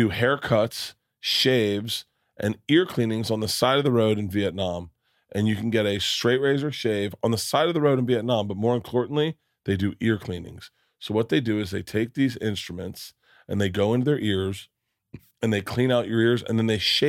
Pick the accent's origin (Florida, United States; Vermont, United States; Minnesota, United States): Florida, United States; I grew up in Florida.